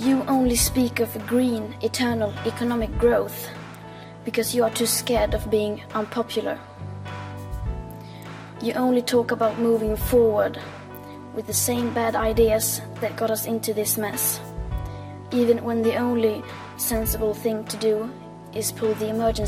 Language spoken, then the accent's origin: English; Sweden; I am 15 years old and I'm from Sweden